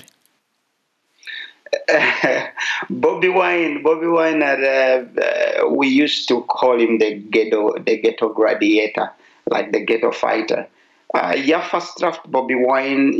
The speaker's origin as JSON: {"language": "Norwegian", "country": "Uganda", "moved": "yes", "lives_now": "Asker, Norway", "said": "Jeg kommer fra Uganda"}